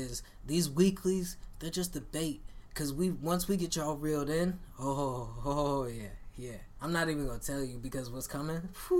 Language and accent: English; United States; I'm American.